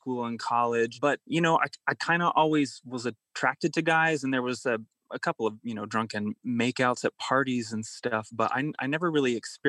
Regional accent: Kentucky, United States; moved away as an adult; also born or lived in Indiana; now in New York, United States; I grew up in Kentucky and I went to school in Indiana, like a pretty normal suburban life.

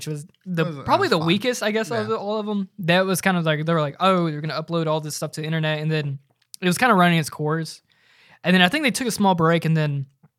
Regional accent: United States; I'm an American.

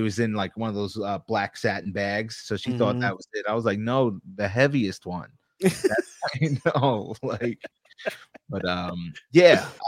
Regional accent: Long Island, New York, United States; I'm an East Coast guy. Like, I'm from New York. Tri-state till

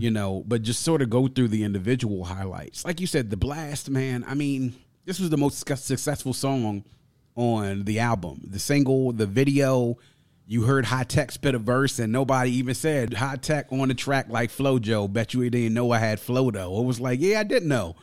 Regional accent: Mitchellville, Maryland, United States; my neighborhood where I grew up in Mitchellville was the neighborhood that I pretty much went there when I started kindergarten and then stayed there until after I graduated

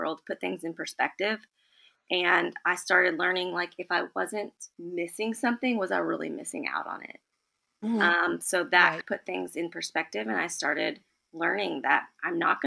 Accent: Lexington, Kentucky, United States; I am from Lexington, Kentucky

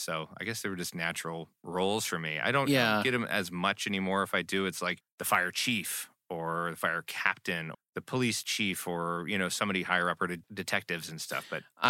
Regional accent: Nebraska, United States; moved away; I'm from Nebraska.

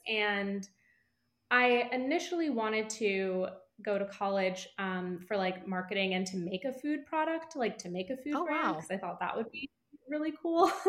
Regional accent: East Coast, United States; moved away; I'm from the East Coast originally

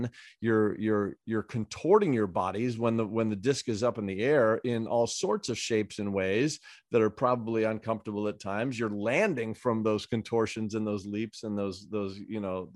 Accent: Southern California, United States; I've been growing up in Southern California

